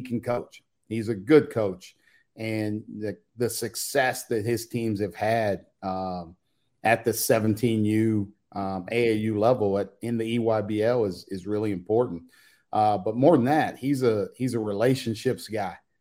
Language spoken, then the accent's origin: English; Indiana, United States; I'm from Indiana.